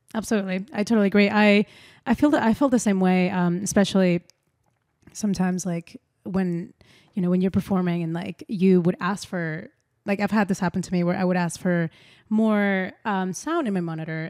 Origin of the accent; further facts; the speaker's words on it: Peru; moved away; I'm from Peru originally